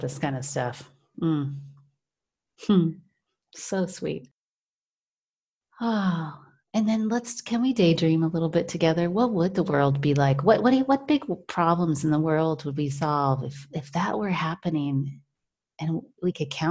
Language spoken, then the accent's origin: English; United States; now in Germany; I'm a woman from the United States now living in Germany